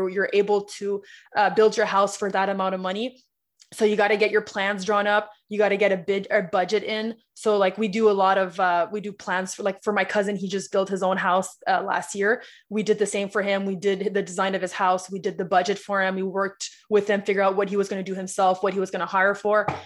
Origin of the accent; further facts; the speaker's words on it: Ottawa, Ontario, Canada; I'm from Ottawa